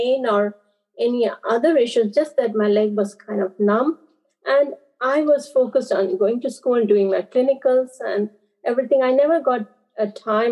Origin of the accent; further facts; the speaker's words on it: Andaman and Nicobar Islands, India; I was born and brought up in Andaman and Nicobar Islands. It's islands that belongs to India